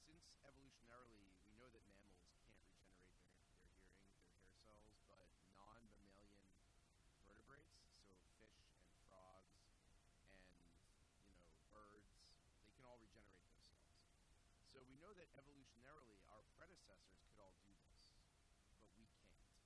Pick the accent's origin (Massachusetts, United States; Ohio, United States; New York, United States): Massachusetts, United States; Billerica; I grew up in a town called Billerica, Massachusetts, which is uh, northwest of Boston. It's a pretty large town in area and, and in population, but there's nothing there